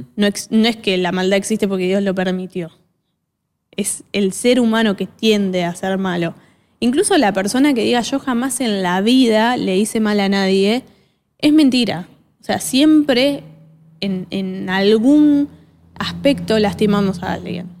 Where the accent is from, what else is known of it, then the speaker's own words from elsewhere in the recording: Argentina; acá los argentinos sobre todo, somos bastante eh, orgullosos